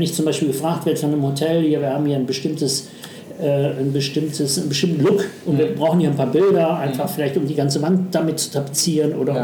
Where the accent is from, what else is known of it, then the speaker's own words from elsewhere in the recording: Düsseldorf, North Rhine-Westphalia, Germany; also born or lived in Duisburg; ich bin eigentlich in, in Duisburg geboren ja. und mein Vater ist dann beruflich dann Düsseldorf